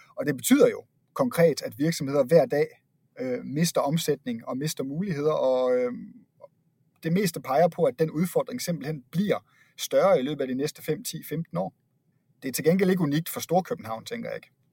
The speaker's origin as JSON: {"language": "Danish", "country": "Denmark", "accent": "Jutlandic", "moved": "as an adult", "lives_now": "Copenhagen, Denmark", "said": "jeg selv tilflytter til København fra Jylland, øh, som du måske kan høre på min accent"}